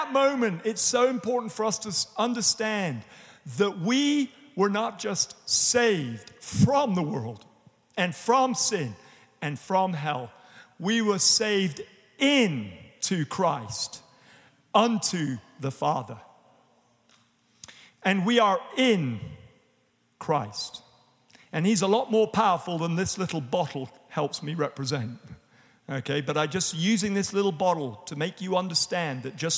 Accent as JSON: {"language": "English", "region": "England", "country": "United Kingdom", "moved": "yes", "lives_now": "United States", "said": "as we would say in England"}